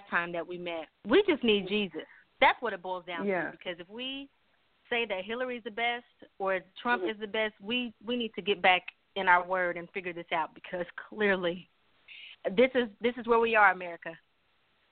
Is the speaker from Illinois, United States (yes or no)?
yes; East St. Louis, Illinois, United States; also born or lived in Denver, Colorado; now in Wichita, United States; I am from East St. Louis, Illinois